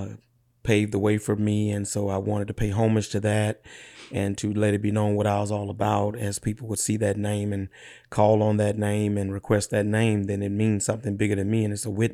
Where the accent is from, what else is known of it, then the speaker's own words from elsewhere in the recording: Clinton, Louisiana, United States; Yeah, born and raised in Clinton, Louisiana, what we call them parishes in Louisiana. So East Feliciana Parish, population probably less than 1,500, 2,000.